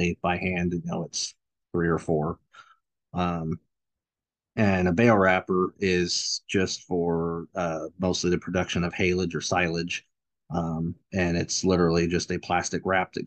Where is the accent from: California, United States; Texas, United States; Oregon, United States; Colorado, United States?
Oregon, United States; Tumalo; I grew up on a dairy farm in Tumalo